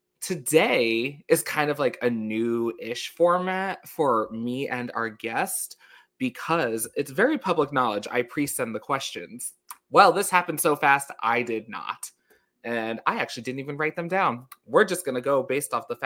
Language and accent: English; New York, United States; accent: New York; I grew up there most of my life